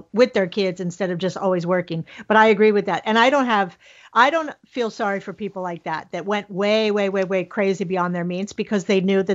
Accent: Miami, Florida, United States; I'm from Miami

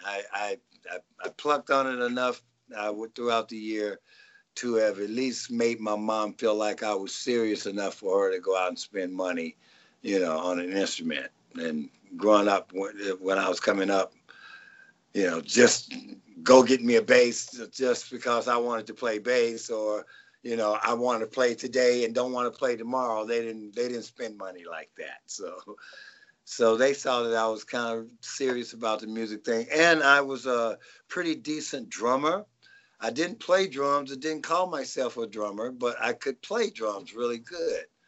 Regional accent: Nashville, Tennessee, United States; now in Rancho Cucamonga, United States; I'm originally from uh, Nashville, Tennessee

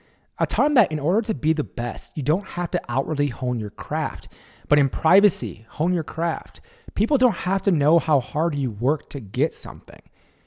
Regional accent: Brooklyn, New York, United States; I grew up in the Marcy Projects in Brooklyn.

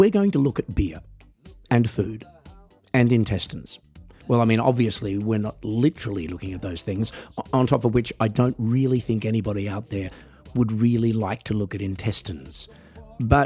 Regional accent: Australia; I'm an Australian musician

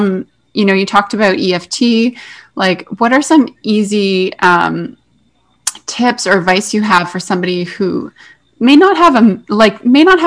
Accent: Canada; we're both Canadian

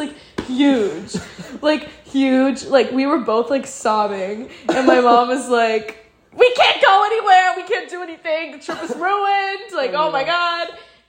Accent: Georgia, United States; I'm 19. I'm from Georgia, down south, country girl.

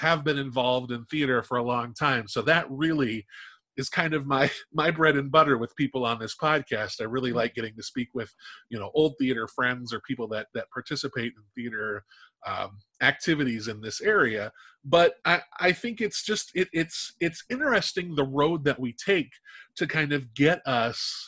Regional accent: Omaha, Nebraska, United States; now in South Dakota, United States; I was born in Omaha, Nebraska

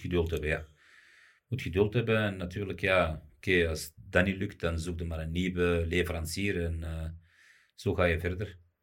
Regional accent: Morocco; also born or lived in Belgium; ik ben Marokkaan

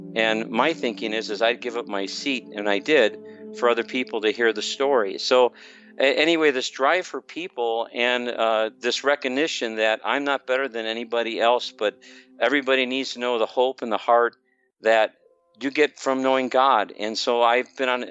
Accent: Chicago, Illinois, United States; now in Blue Springs, United States; I grew up in the Chicagoland area.

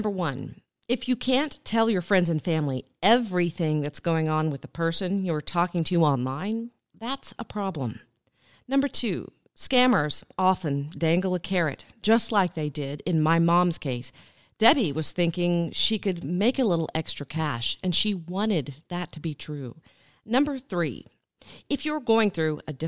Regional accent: Tulsa, Oklahoma, United States; I joined a group this week of local women business leaders in my hometown of Tulsa

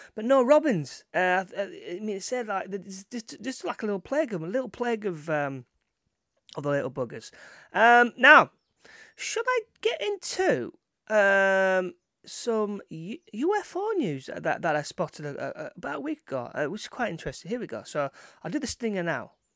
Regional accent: Todmorden, Yorkshire and the Humber, United Kingdom; my hometown of Tottenham, that's like the, uh, the capital, uh, U F O capital of, of England

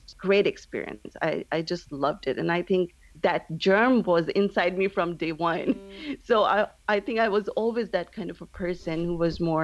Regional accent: Saudi Arabia; moved away as an adult; also born or lived in Pakistan / London / Flagstaff; now in Houston, United States; originally we are from Pakistan, but I grew up in Saudi Arabia, and from there, I lived there all my life

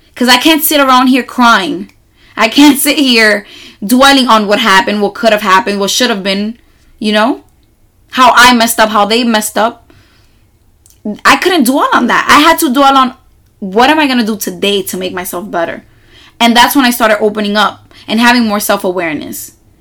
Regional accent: New York City, New York, United States; I am from New York City and I live on one of the loudest neighborhoods in all of Manhattan

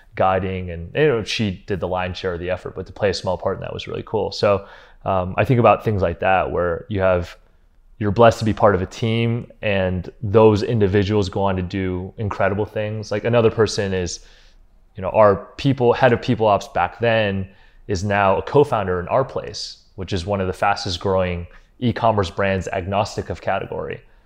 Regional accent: Cleveland, Ohio, United States; moved away as an adult; also born or lived in Los Angeles; we grew up in Cleveland, Ohio

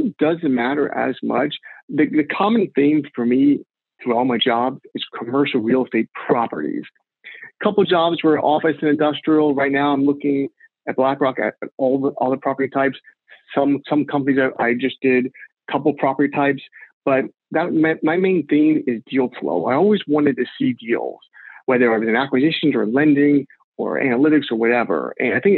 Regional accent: Houston, Texas, United States; moved away as an adult; also born or lived in New Orleans, Louisiana; now in New York, United States; I'm a native Texan. I'm from Houston.

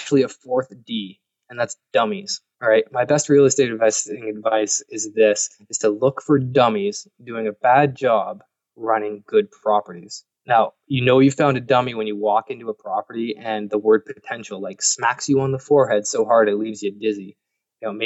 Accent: Canada; I'm Canadian

